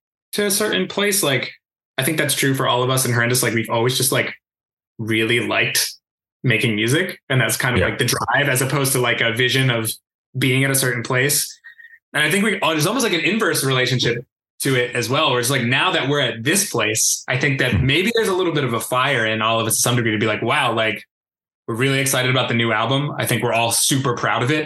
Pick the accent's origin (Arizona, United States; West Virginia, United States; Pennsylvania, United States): Pennsylvania, United States; West Chester; also born or lived in Downingtown; there was a local scene, which was in my hometown in Westchester and Downingtown.